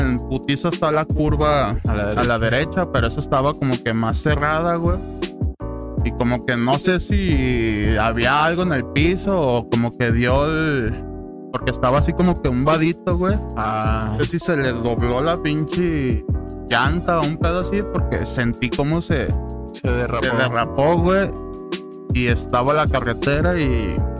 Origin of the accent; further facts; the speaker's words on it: Guadalajara, Jalisco, Mexico; Somos de Guadalajara.